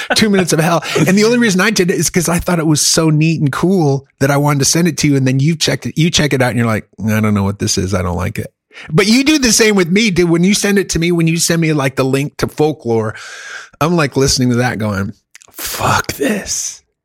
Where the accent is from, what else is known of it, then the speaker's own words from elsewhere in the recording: Germany; now in United States; I lived, I grew up in Germany